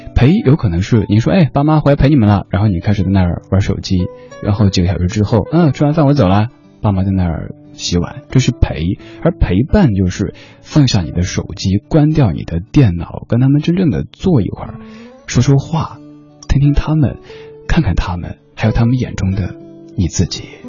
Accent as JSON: {"language": "Chinese", "town": "Chengdu", "region": "Sichuan", "country": "China", "tie": "born or raised there", "moved": "yes", "lives_now": "Beijing, China", "said": "我家乡成都"}